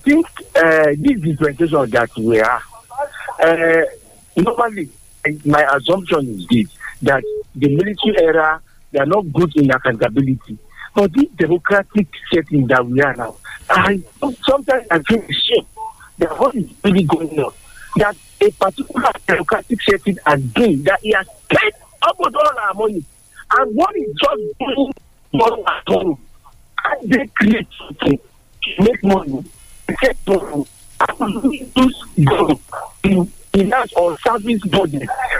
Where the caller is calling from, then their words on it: New York City, New York, United States; I'm calling from New York City.